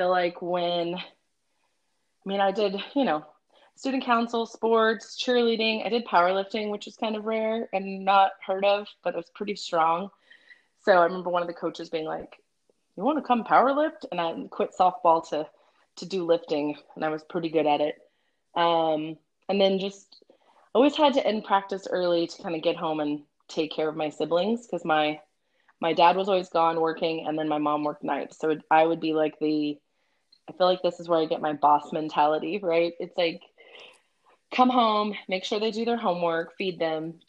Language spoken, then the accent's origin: English; Victoria, Texas, United States; also born or lived in Corpus Christi, Texas / Kansas City; now in Austin, United States; I grew up in South Texas, so Victoria, Texas